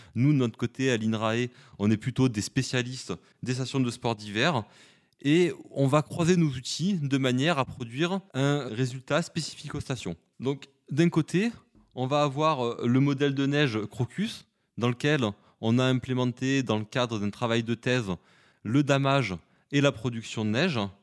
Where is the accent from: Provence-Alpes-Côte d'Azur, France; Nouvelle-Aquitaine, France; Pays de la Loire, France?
Provence-Alpes-Côte d'Azur, France; Vaucluse; je suis originaire du Vaucluse